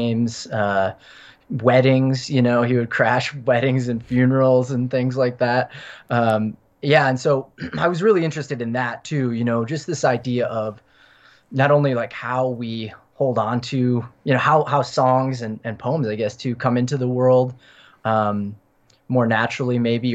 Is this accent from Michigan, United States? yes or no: yes; Michigan, United States; I grew up in Michigan, so Midwest was gonna be in there no matter what.